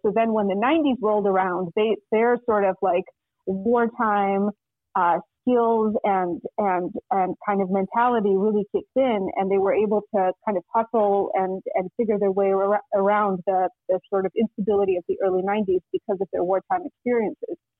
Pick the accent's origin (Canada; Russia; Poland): Russia; now in United States; I'm from Russia originally, and I came to the United States in 1997, um, and uh, so I like lived in Russia with my family through most of the 90s